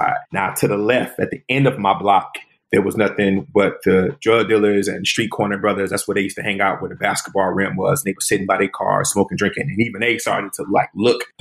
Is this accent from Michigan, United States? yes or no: yes; Detroit, Michigan, United States; born and raised in Detroit, West Side and East Side